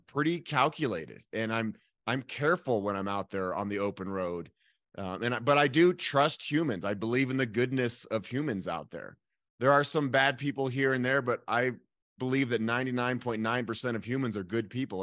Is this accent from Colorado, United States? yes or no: yes; Boulder, Colorado, United States; I am born and raised in Boulder, Colorado